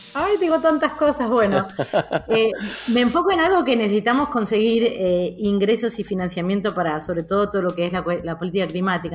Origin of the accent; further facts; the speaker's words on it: Mar del Plata, Buenos Aires Province, Argentina; moved away as an adult; also born or lived in Madrid, Spain / Boston, United States / Cambridge, United States; now in Buenos Aires, Argentina; cuando era chica vivía en Mar del Plata en ese momento, no tenía 12 años, 13 años